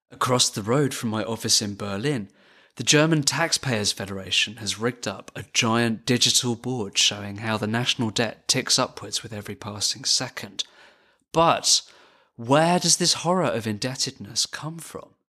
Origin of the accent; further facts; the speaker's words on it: United Kingdom; as a British person